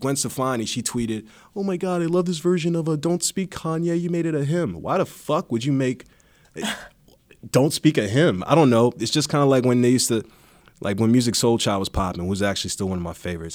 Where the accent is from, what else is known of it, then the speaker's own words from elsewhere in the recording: East Coast, United States; growing up on the East Coast